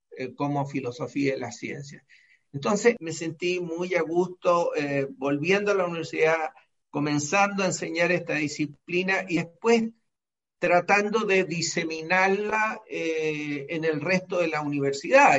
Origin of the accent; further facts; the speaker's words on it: Santiago, Santiago Metropolitan Region, Chile; Yo nací en Santiago de Chile y en 1944